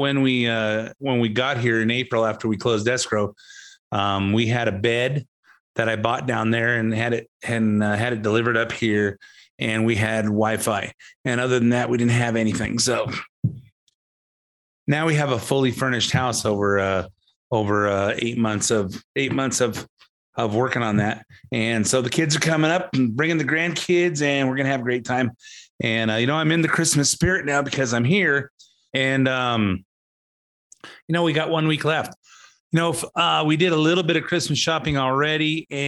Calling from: Montana, United States; I'm recording in from Montana. Beautiful white mountains, beautiful snowy stuff.

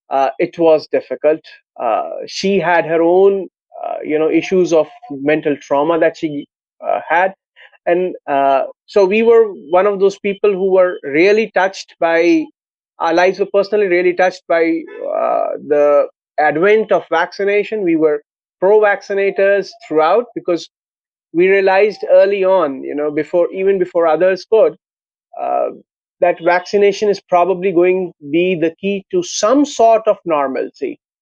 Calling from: Lucknow, Uttar Pradesh, India; I'm calling from Lucknow, Uttar Pradesh.

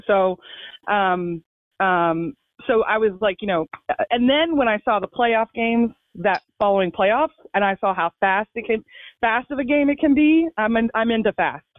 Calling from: Fairfax, Virginia, United States; I am calling from Funfax, Virginia, also known as Fairfax

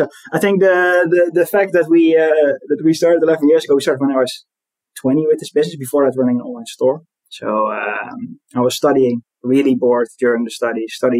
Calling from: Eindhoven, North Brabant, Netherlands; I'm calling in from Eindhoven

